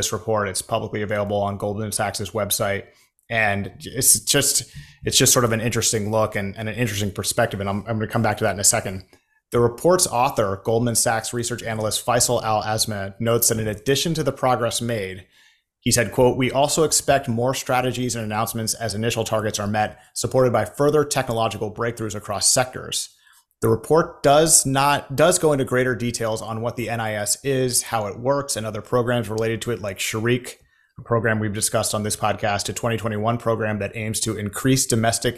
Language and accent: English; United States; we are both Americans.